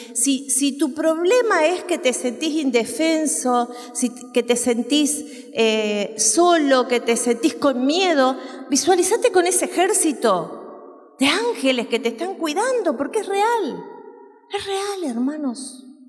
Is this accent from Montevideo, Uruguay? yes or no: no; San Ramón, Canelones, Uruguay; en mi pueblo, yo soy uruguaya y vivía en un pueblo que se llama San Ramón